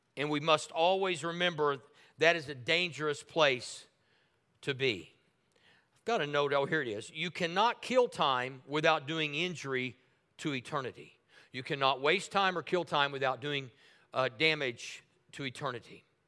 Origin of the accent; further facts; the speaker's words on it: Tulsa, Oklahoma, United States; living in Tulsa at the time, I thought, well, man, you know, this is my hometown